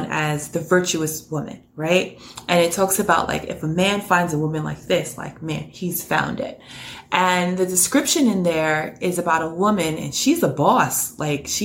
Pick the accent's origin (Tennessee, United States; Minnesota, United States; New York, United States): New York, United States; New York City; born and raised in New York City, currently live right outside of New York